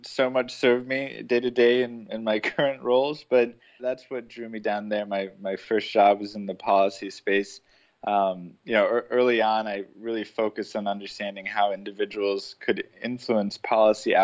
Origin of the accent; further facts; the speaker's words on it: Denver, Colorado, United States; also born or lived in Chicago, Illinois / Atlanta, Georgia; I was born in Chicago, raised in Atlanta, but my teenage years were in Denver, so Colorado is really home